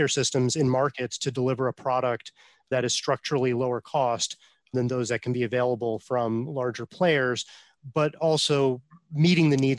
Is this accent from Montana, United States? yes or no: no; Buffalo, New York, United States; I'm from Buffalo